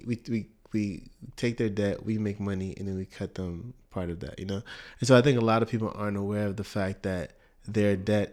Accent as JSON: {"language": "English", "country": "United States", "tie": "born or raised there", "said": "I was born in Canada, but only lived there for a year. So I grew in Canada, you know, in Vancouver, Canada. But I was, but I grew up in the U.S."}